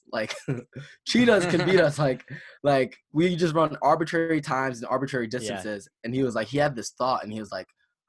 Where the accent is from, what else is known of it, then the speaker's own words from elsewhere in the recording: the East, United States; we're kind of from the East